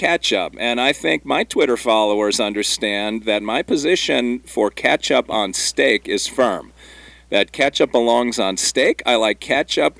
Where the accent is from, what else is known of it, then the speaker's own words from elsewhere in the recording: Wisconsin, United States; I grew up in Wisconsin